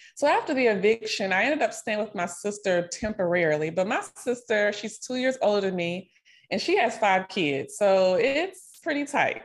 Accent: Nashville, Tennessee, United States; moved away as an adult; also born or lived in Miami, Florida / Texas; now in Dallas-Fort Worth, United States; I'm originally from Nashville, Tennessee, born and raised. I currently live here in Texas, near the Dallas-Fort Worth area

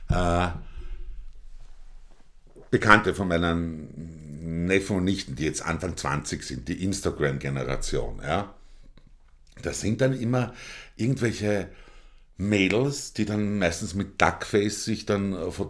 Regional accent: Austria; Ja, ich kann man da bei uns in Österreich reich werden, ich bin da sehr skeptisch.

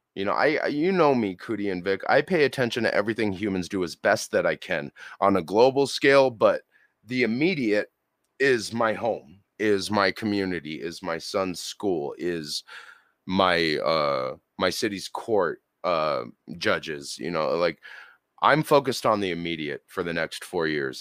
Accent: Colorado, United States; born and raised in Colorado, here in good old Burgerland

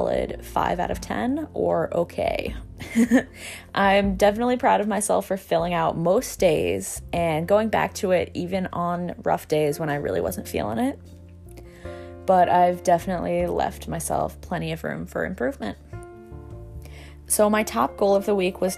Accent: New York, United States; born or raised there

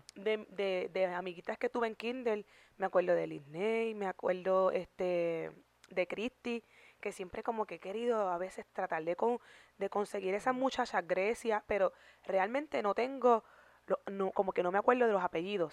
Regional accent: Naguabo, Puerto Rico; yo viví toda la vida en Nahuabo

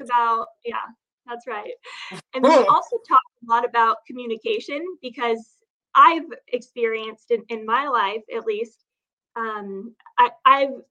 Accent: Phoenix, Arizona, United States; now in San Diego, United States; I grew up in Phoenix

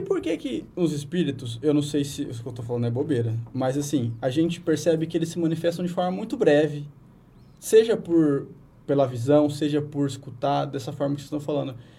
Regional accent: Brazil; eu sou do interior do estado.

